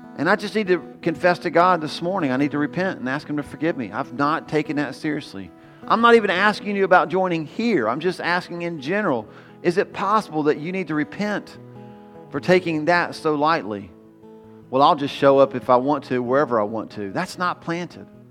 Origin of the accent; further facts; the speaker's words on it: United States; We're so American